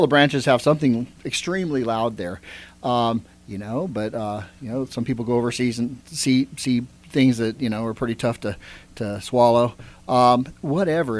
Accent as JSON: {"language": "English", "town": "Bakersfield", "region": "California", "country": "United States", "tie": "born or raised there", "also_born_or_lived": "Baton Rouge, Louisiana", "moved": "yes", "lives_now": "Hendersonville, United States", "said": "I grew up actually in Bakersfield, California"}